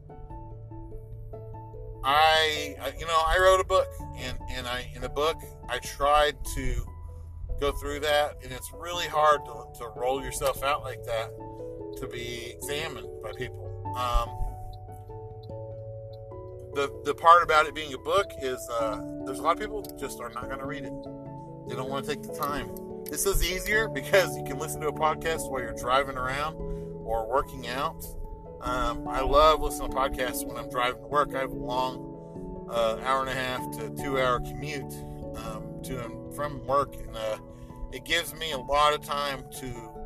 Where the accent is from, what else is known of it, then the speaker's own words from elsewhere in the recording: Salina, Oklahoma, United States; moved away; I grew up in Salina, Oklahoma